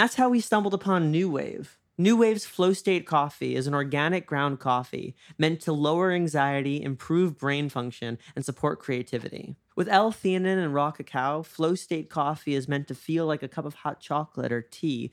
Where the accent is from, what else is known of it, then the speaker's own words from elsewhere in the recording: New York, United States; moved away as an adult; now in Los Angeles, United States; As a New Yorker, absolutely.